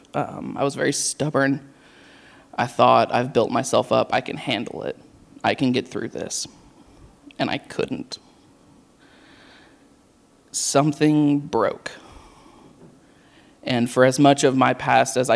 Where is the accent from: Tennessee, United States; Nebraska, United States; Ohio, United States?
Tennessee, United States; Knoxville; moved away as an adult; also born or lived in Murfreesboro, Tennessee; I was born and raised in Knoxville.